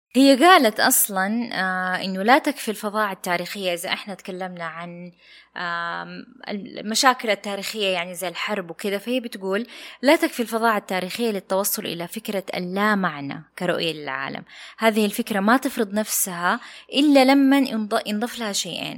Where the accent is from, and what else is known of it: Saudi Arabia